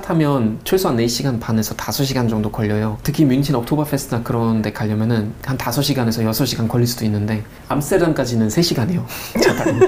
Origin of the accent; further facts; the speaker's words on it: North Rhine-Westphalia, Germany; Korean is a second language; moved away as an adult; now in South Korea; 저는 노트라인 베스트 파는 사람입니다라고 하는 것보다 아, 전 독일 사람이에요